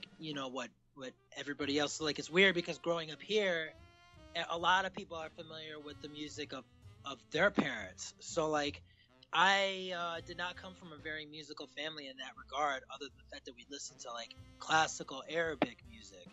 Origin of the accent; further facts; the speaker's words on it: Ann Arbor, Michigan, United States; now in New York City, United States; I'm from Ann Arbor